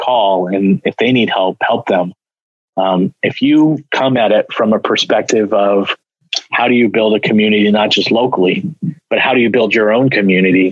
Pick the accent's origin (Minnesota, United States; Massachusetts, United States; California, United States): California, United States; Bay Area; now in Portland, United States; I grew up down in the Bay Area